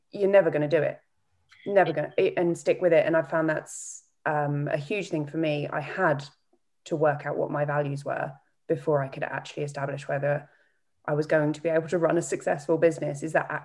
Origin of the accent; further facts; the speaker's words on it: East of England, United Kingdom; That's definitely North Norfolk. Uh, uh, North Norfolk.